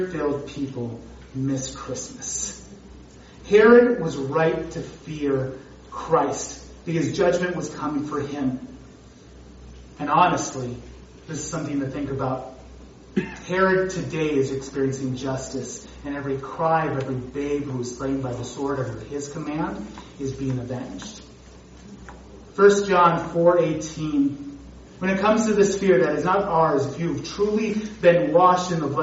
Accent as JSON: {"language": "English", "region": "North Dakota", "country": "United States", "tie": "born or raised there", "said": "I was growing up in North Dakota"}